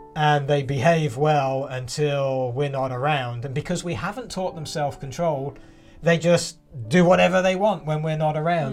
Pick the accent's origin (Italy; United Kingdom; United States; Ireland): United Kingdom; England; moved away; I grew up in England